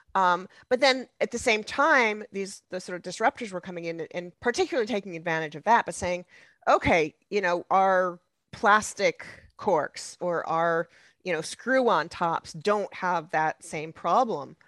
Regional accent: United States

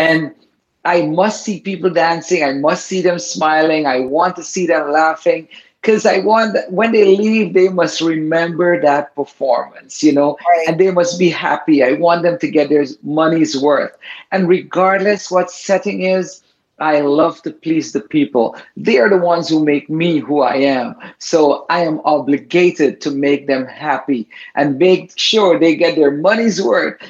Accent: Guyana; My ancestors came from India, but I was born in the Caribbean

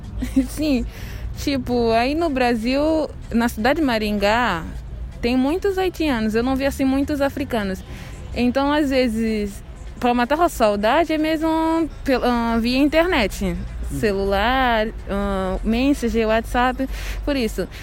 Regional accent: São Tomé & Príncipe; moved away as an adult; now in Brazil; Eu sou de São Tomé e Príncipe, país ah, continente africano

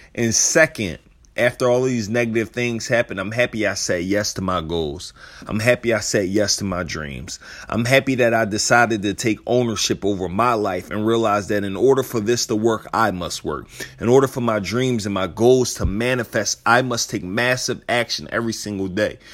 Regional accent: Philadelphia, Pennsylvania, United States; I'm from Philadelphia

